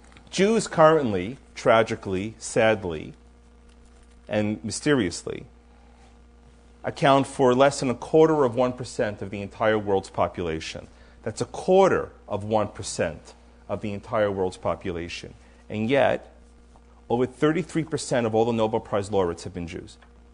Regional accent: New York, United States; When I was a kid growing up in New York

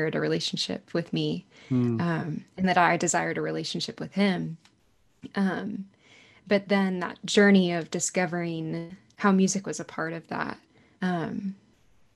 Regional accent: Arlington, Texas, United States; I grew up in Arlington, Texas, so right outside of Dallas

